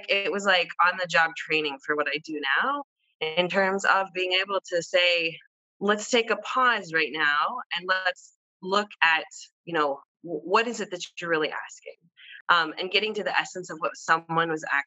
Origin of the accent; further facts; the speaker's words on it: Amman, Amman Governorate, Jordan; I was born in Amman, Jordan, to a Caucasian woman from the Midwest who is Methodist till this day